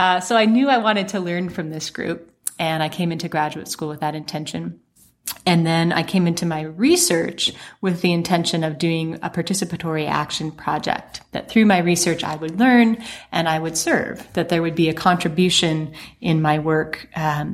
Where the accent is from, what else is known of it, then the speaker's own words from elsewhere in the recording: Montana, United States; moved away; As a Montanan, back among people from my home state